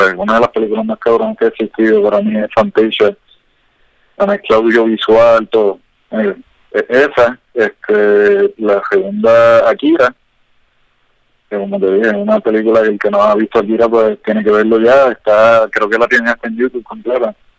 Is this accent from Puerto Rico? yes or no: yes; Ponce, Puerto Rico; now in Miami, United States; yo soy de Ponce